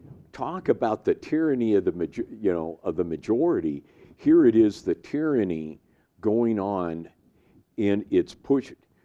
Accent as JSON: {"language": "English", "area": "outside San Francisco", "region": "California", "country": "United States", "tie": "born or raised there", "moved": "yes", "said": "I grew up outside San Francisco."}